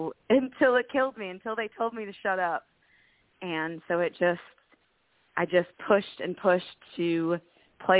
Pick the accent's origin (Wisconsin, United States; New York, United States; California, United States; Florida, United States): Wisconsin, United States; Milwaukee; also born or lived in Nashville, Tennessee; I'm from the Milwaukee area of Wisconsin